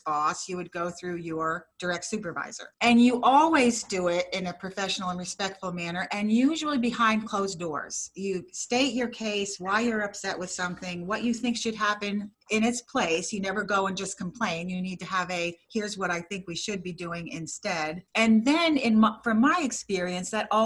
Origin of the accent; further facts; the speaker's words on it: New Jersey, United States; moved away as an adult; also born or lived in Vermont; We are from New Jersey